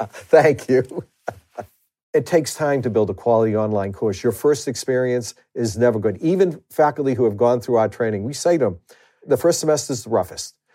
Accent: Boston, Massachusetts, United States; accent: Boston truck driver's accent; I refer to my accent as a Boston truck driver's accent

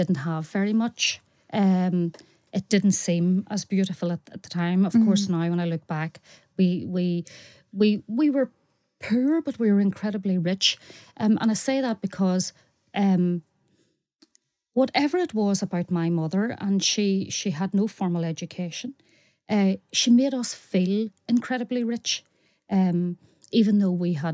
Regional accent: Carrickmore, Northern Ireland, United Kingdom; I come from Carrickmore and it is 100% a Republican area

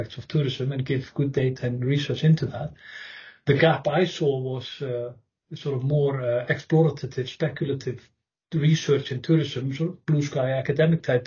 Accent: Northern Region, Iceland; moved away as an adult; also born or lived in Durham, England; now in Wageningen, Netherlands; I'm born and raised in North Iceland

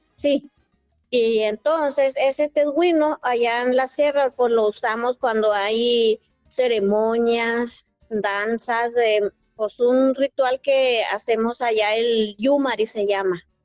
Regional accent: Norogachi, Chihuahua, Mexico; yo soy de Norogachi, un pueblo que se llama Norogachi, municipio de Huachochi, Chihuahua

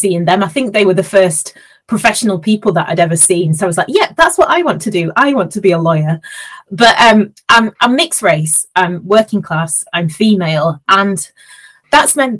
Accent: Huddersfield, Yorkshire and the Humber, United Kingdom; I grew up in Huddersfield in West Yorkshire.

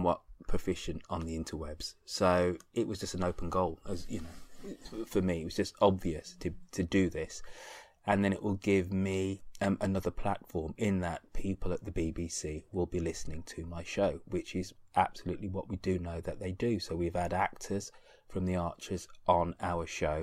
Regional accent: Birmingham, West Midlands, United Kingdom; being from where I grew up in Birmingham, which was is a relatively working class, upper working class city in the United Kingdom

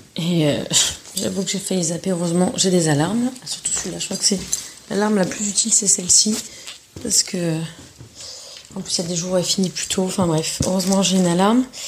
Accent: south of France, France; moved away as an adult; now in San Jose, United States; je viens du sud de la France, euh, notamment un peu de l'arrière-pays

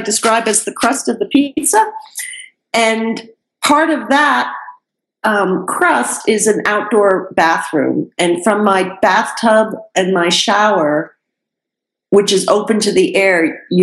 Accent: New York, United States; moved away; I'm a New Yorker

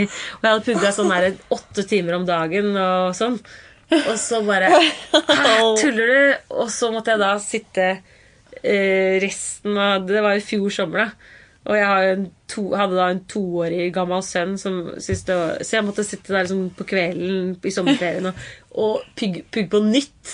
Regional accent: Kolbotn, Akershus, Norway; jeg er eh, fra Kolbotn

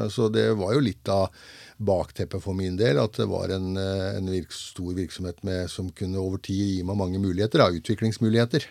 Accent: Svarstad, Vestfold, Norway; moved away as an adult; now in Grenland, Norway; Jeg er født og oppvokst i Lågendalen, i, eh, i, nærmere bestemt Svarstad

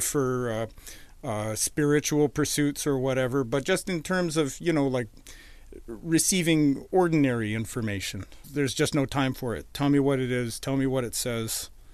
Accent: Edmonton, Alberta, Canada; moved away as an adult; also born or lived in Boston, Massachusetts; now in Vancouver, Canada; I grew up in Edmonton.

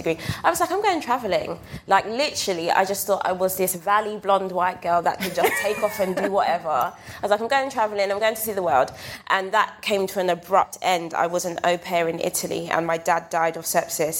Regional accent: London, United Kingdom; I was raised on Brixton Hill

